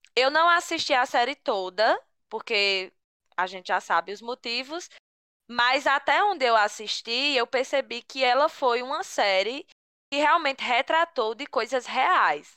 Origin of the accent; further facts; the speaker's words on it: Picuí, Paraíba, Brazil; que sou de Picuí também